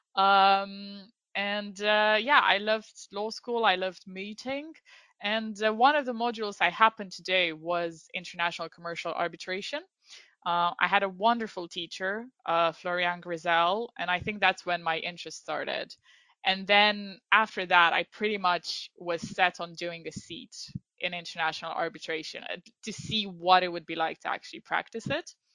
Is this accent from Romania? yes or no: yes; Iași, Iași County, Romania; moved away as an adult; also born or lived in London, United Kingdom; now in United Kingdom; I am from Romania, from a city called Iași